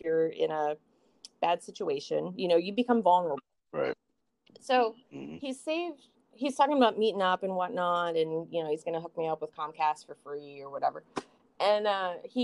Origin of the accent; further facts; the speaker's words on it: San Francisco, California, United States; moved away; I grew up in San Francisco. So I was exposed to a lot when I was a kid